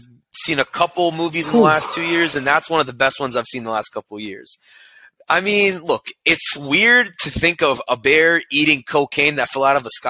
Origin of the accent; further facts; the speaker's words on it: Lexington, Kentucky, United States; my hometown of Lexington, Kentucky